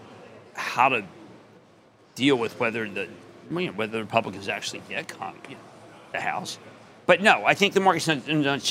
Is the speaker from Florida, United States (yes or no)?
no; Pennsylvania, United States; I'm from Pennsylvania